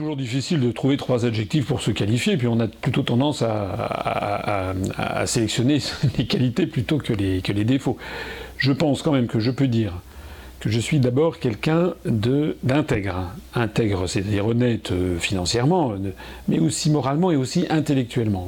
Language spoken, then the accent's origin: French; France; la France, de mon pays